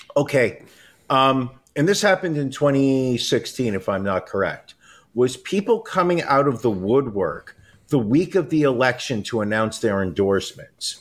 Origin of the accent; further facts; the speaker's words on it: New York, United States; as a New Yorker